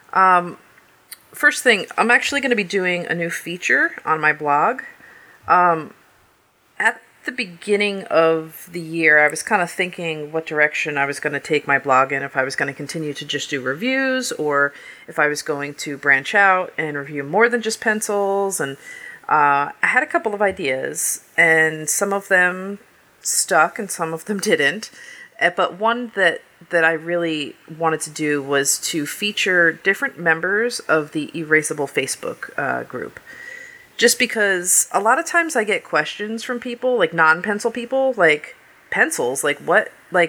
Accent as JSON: {"language": "English", "region": "New Jersey", "country": "United States", "tie": "born or raised there", "moved": "yes", "said": "the town I grew up in New Jersey"}